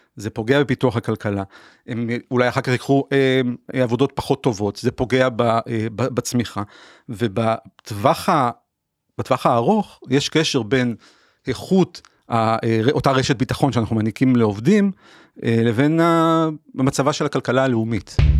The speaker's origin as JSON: {"language": "Hebrew", "town": "Haifa", "region": "Haifa District", "country": "Israel", "tie": "born or raised there", "said": "אני נולדתי וגדלתי בקריאת חיים בשנות ה-80"}